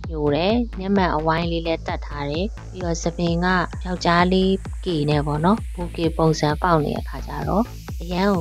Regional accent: Yangon, Yangon Region, Myanmar; also born or lived in Thonze, Bago Region

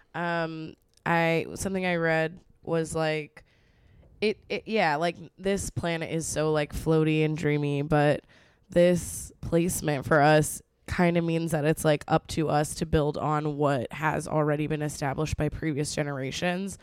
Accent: Texas, United States; growing up in Texas

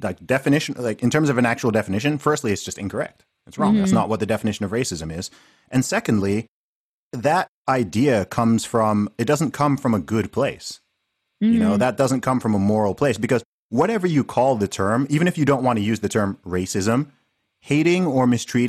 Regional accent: Saudi Arabia; I grew up in Saudi Arabia

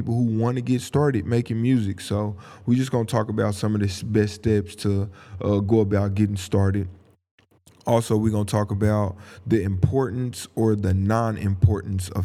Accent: Tulsa, Oklahoma, United States; I'm from Tulsa, Oklahoma

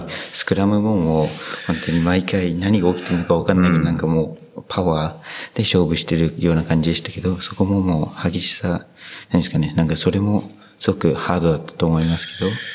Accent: New Zealand; Japanese is a second language; moved away as an adult; now in Japan; 僕の母国ニュージーランド

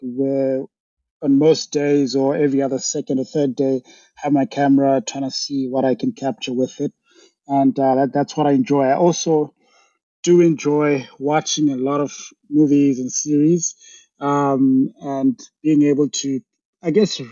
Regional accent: Harare, Zimbabwe; moved away as an adult; now in London, United Kingdom; I'm from Zimbabwe. That's where I grew up. That's where I was raised. So Harare specifically

